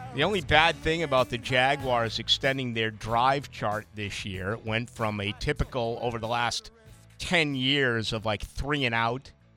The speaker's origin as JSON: {"language": "English", "town": "Boston", "region": "Massachusetts", "country": "United States", "moved": "yes", "lives_now": "Jacksonville, United States", "said": "I'm from Boston"}